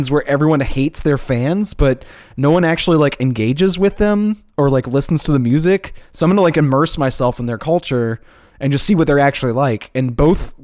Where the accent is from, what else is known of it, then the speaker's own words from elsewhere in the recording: Chalmette, Louisiana, United States; I'm from Chalmette